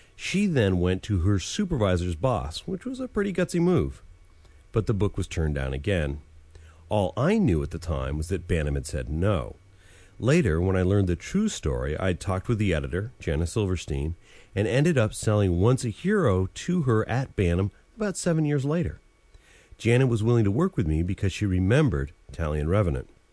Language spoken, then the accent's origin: English; Vermont, United States; I grew up in Vermont, and in the regional English of New England, the past tense of dive is dove